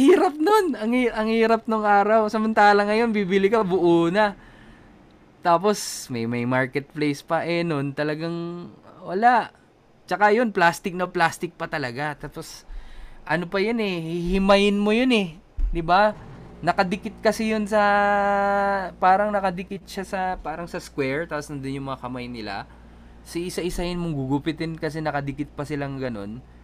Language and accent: Tagalog; Tagaytay, Calabarzon, Philippines; taga Tagaytay kami. Malayo naman kami sa Manila.